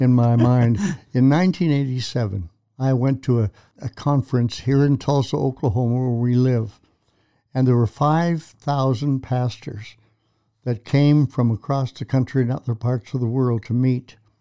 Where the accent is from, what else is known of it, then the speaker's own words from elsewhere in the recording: Canada; I'm a Canadian